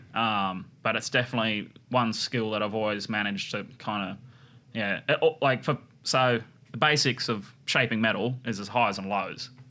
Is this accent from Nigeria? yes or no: no; Harwood, New South Wales, Australia; moved away as an adult; also born or lived in Brookvale, New South Wales; I was born and raised in the Clarence Valley